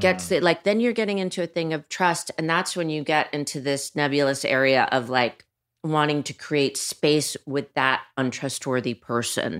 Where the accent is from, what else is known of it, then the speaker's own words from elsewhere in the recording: New York City, New York, United States; I grew up in Manhattan